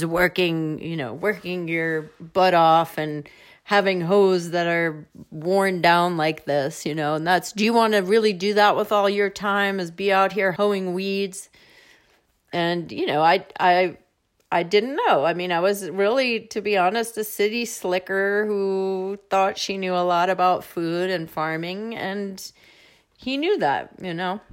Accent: New Jersey, United States; moved away as an adult; also born or lived in New York City / San Francisco / Berkeley; now in Iowa, United States; I grew up mostly outside of New York City in New Jersey, and I was born in New York

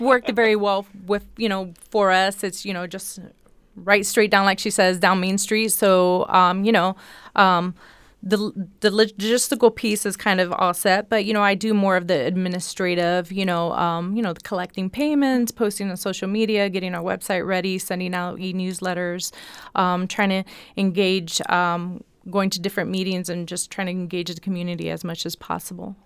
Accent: Florida, United States; moved away; I was born in Florida, born and raised in Florida

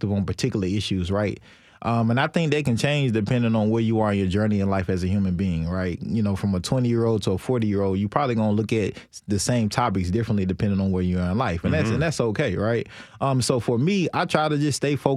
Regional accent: Nashville, Tennessee, United States; also born or lived in China; This is Nashville. I'm from Nashville

